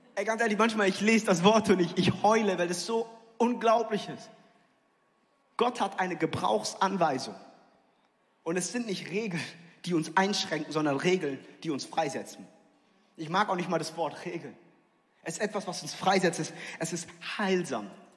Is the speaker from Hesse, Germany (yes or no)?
yes; near Frankfurt, Hesse, Germany; ich bin in der Nähe von Frankfurt aufgewachsen